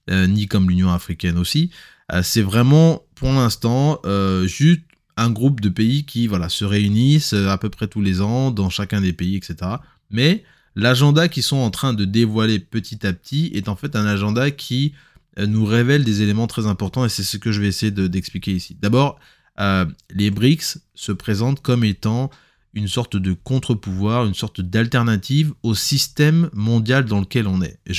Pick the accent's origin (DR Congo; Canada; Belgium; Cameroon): DR Congo; ça nous concerne, nous, en tant que Congolais, on doit se projeter